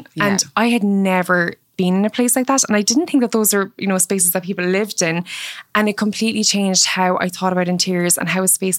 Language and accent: English; Mallow, Munster, Ireland; So my childhood home in Cork was very rural. I grew up in Mallow, which is a commuter town outside of Cork